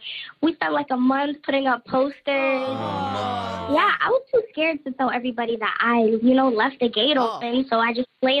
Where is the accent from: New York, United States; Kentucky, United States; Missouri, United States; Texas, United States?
Texas, United States; I was born and raised in Texas, right?